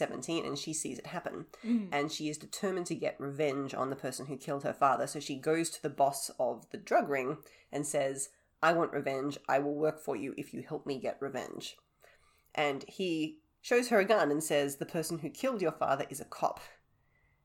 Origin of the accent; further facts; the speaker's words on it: Australia; I am the Australian one